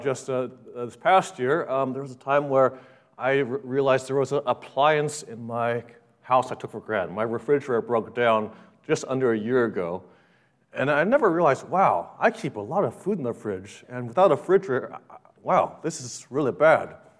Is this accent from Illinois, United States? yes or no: no; Los Angeles, California, United States; growing up in Los Angeles